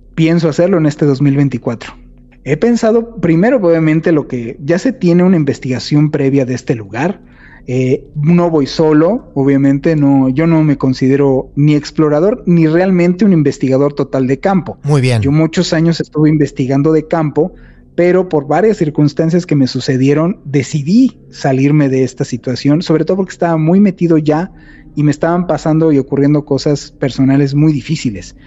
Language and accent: Spanish; Mexico